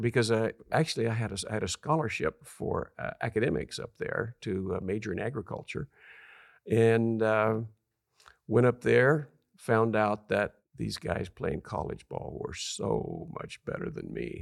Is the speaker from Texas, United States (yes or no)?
no; California, United States; I'm from a little town of two thousand people.